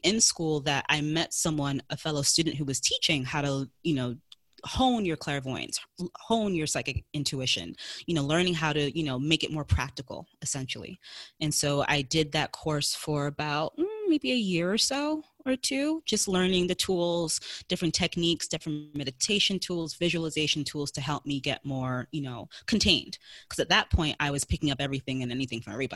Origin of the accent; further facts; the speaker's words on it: New York City, New York, United States; I am in New York City. Yep, born and raised